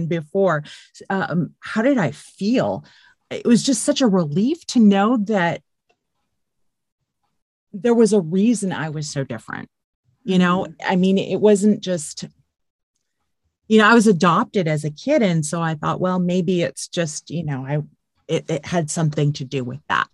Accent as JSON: {"language": "English", "region": "California", "country": "United States", "tie": "born or raised there", "said": "I grew up in California. I lived in California"}